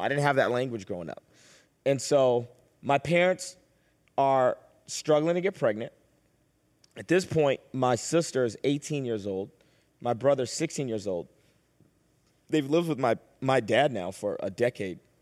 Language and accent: English; Boston, Massachusetts, United States; I was born and raised in Boston